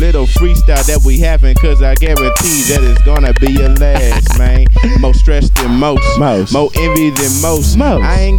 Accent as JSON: {"language": "English", "region": "Midwest", "country": "United States", "moved": "yes", "lives_now": "the South, United States", "said": "so I'm from the Midwest. You know, so I'm down here in the South"}